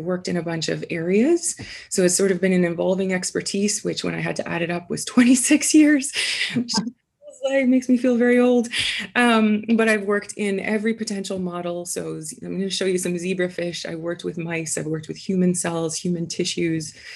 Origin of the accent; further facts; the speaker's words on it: Canada; moved away as an adult; also born or lived in Guelph, Canada / Toronto, Canada / Vancouver, Canada; now in Indianapolis, United States; I'm from Canada originally